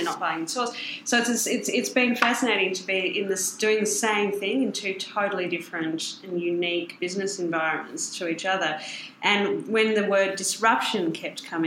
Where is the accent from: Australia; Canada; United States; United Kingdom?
Australia